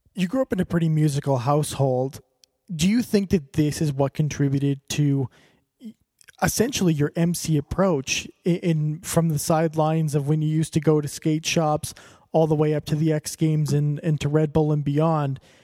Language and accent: English; Calgary, Alberta, Canada; I'm I'm from Alberta, from, well from Calgary